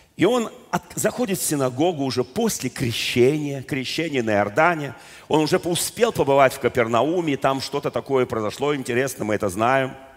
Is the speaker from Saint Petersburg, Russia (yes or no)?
no; Moscow, Russia; я просто родился в Москве